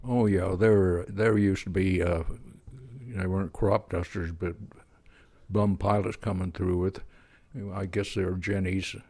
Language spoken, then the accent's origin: English; Pennsylvania, United States; also born or lived in Kansas; now in Fairfield, United States; Started out in Kansas when I was just a little kid on the, little Kansas town, and then we moved back to Pennsylvania